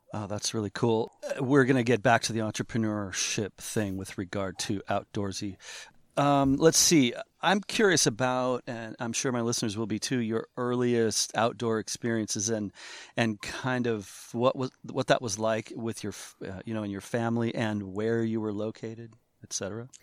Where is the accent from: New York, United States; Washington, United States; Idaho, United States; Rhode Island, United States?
Washington, United States; Seattle; I'm from Seattle